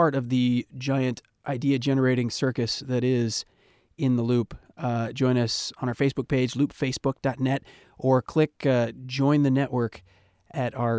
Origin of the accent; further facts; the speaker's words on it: Montana, United States; I grew up in Montana